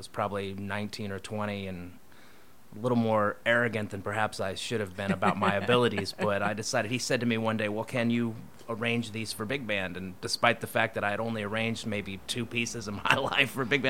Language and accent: English; Topeka, Kansas, United States; moved away as an adult; also born or lived in Colorado; now in East Coast, United States; I was born in Colorado, and we lived there until I was like 6. Then my father moved to Topeka, Kansas for a job, so I actually went to high school, all the way through high school in Topeka.